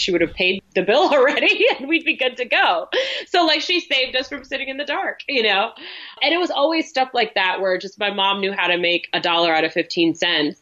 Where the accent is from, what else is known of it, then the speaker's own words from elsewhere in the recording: New York City, New York, United States; I grew up in New York City.